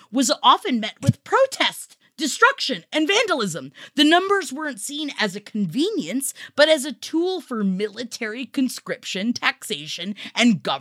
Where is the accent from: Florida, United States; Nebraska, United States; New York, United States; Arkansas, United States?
New York, United States; the two years of my life growing up in New York when we had to keep a paint can on a toilet because there was a rat that liked to come up through the pipes.